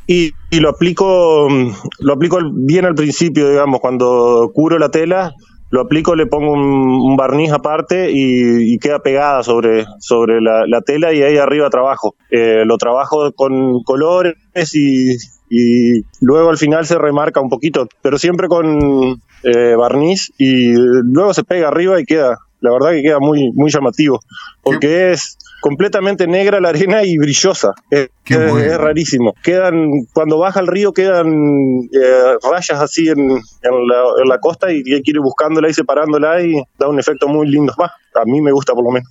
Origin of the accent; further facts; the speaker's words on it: San Salvador, Entre Ríos, Argentina; also born or lived in Gualeguaychú; soy oriundo de San Salvador